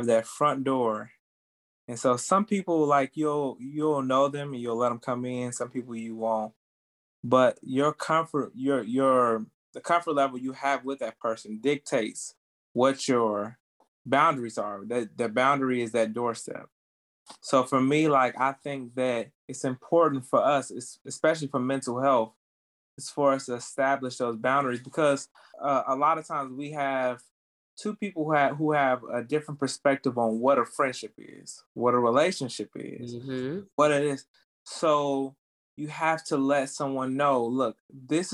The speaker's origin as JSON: {"language": "English", "town": "Chicago", "region": "Illinois", "country": "United States", "moved": "as an adult", "lives_now": "Tennessee, United States", "said": "I am from Chicago, Illinois, and I've been living in Tennessee for 12 years."}